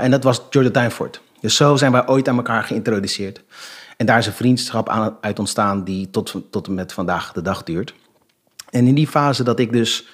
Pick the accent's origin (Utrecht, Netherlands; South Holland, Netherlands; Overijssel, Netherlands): South Holland, Netherlands; Rotterdam; ik ben geboren en getogen in Rotterdam